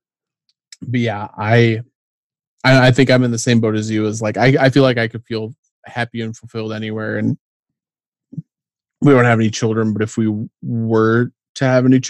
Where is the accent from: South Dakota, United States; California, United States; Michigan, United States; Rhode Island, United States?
South Dakota, United States; Platte; moved away as an adult; now in Brookings, United States; growing up in Platt, maybe, and also like being raised by a single mother